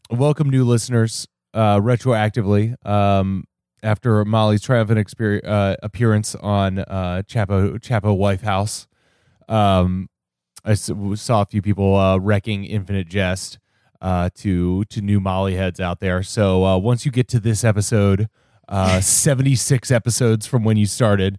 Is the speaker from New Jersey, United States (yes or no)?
no; Cincinnati, Ohio, United States; moved away; where I grew up in Cincinnati